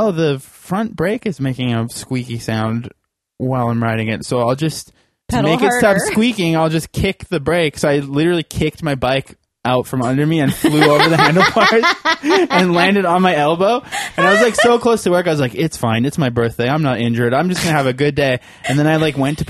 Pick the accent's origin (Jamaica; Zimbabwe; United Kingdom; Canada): Canada; Abbotsford, British Columbia; when I was growing up in Abbotsford